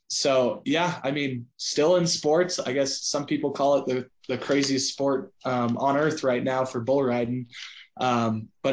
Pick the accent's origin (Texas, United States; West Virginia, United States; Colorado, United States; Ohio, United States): Colorado, United States; Southern; I was a small town kid, grew up in Southern Colorado